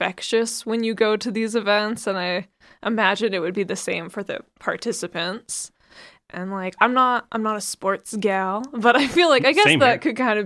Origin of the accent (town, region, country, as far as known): Calgary, Alberta, Canada; born or raised there